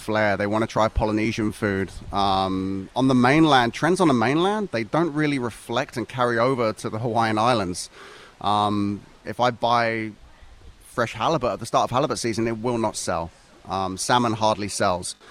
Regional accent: England, United Kingdom; now in Maui, United States; I grew up on the British Isles

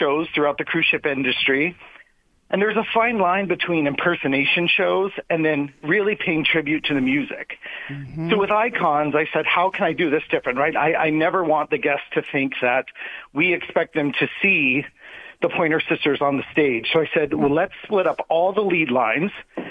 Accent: Orlando, Florida, United States; moved away as an adult; also born or lived in Las Vegas / Tokyo; I'm from Orlando, and you know, Orlando has a lot of things at your fingertips for a young performer, and I got to do a lot growing up with Disney World and all the theme parks

